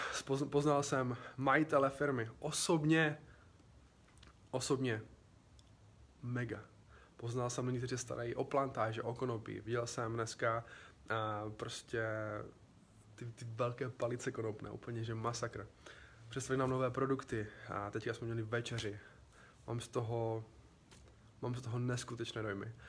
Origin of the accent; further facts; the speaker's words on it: Czechia; všichni tři jsme z Česka